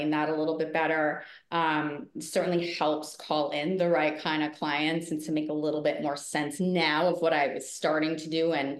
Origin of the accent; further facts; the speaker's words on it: Rhode Island, United States; moved away; also born or lived in New York City; I grew up in Rhode Island. Spent a big chunk of my life in New York City. So New York City's home.